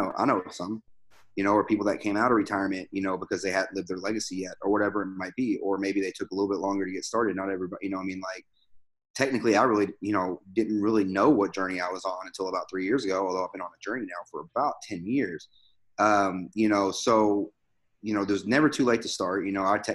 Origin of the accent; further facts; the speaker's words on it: near Louisville, Kentucky, United States; moved away as an adult; I grew up in Kentucky. I grew up near Louisville.